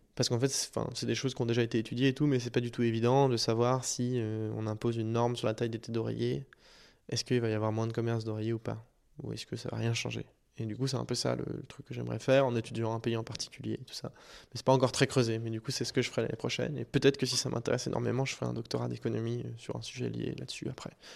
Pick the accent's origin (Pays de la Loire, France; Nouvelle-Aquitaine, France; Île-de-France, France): Île-de-France, France; Paris; Je fais 14 ans dans la même école privée à Paris